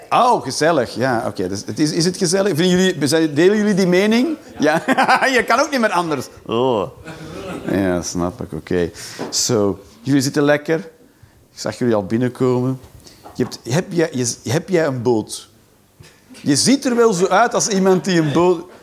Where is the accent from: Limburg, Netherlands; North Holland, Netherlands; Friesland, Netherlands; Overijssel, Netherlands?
Overijssel, Netherlands; Hengelo; Nee, ik kom uit Hengelo bij Enschede.